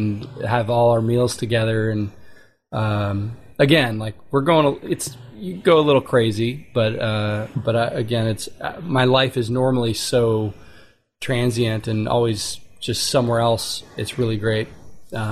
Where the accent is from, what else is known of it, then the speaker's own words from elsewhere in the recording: outside of Houston, Texas, United States; now in Austin, United States; growing up outside of Houston